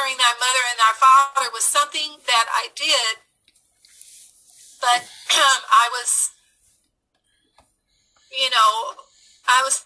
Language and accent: English; Los Angeles, California, United States; We grew up in Los Angeles in the inner city